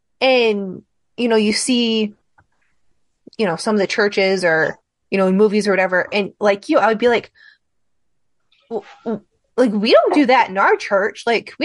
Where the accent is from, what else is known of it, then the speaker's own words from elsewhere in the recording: Michigan, United States; I'm from Michigan.